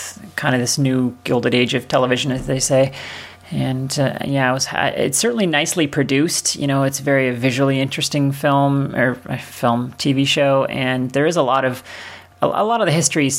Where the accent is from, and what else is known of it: Canada; moved away